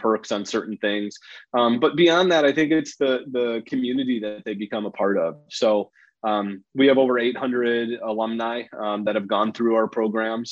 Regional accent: Wisconsin, United States; now in Chicago, United States; I grew up in Wisconsin, born and bred in the Midwest

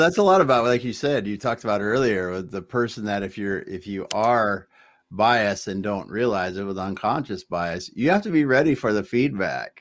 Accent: Midwest, United States; I grew up in the Midwest

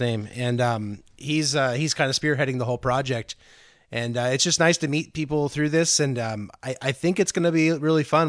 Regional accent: Antioch, California, United States; I'm from Antioch originally, which is about 20 miles from Concord

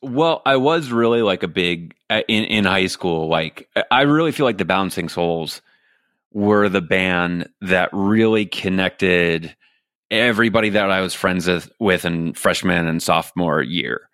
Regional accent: New York City, New York, United States; moved away as an adult; now in Los Angeles, United States; I grew up in Staten Island, New York.

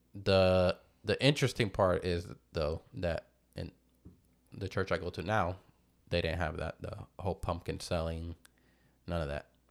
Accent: New Jersey, United States; now in Florida, United States; I was born in New Jersey

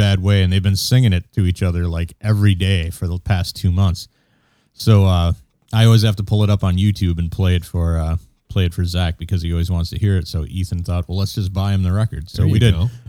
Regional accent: Merrill, Wisconsin, United States; I grew up in Merrill

